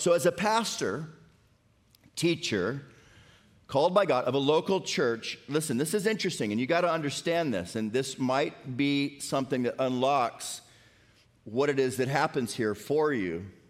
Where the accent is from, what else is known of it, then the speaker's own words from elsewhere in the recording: Florida, United States; now in Tennessee, United States; I grew up in Florida